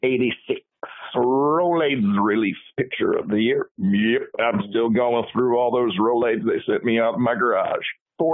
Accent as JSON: {"language": "English", "region": "Mississippi", "country": "United States", "said": "I am from Mississippi. I do not do pumpkin spice."}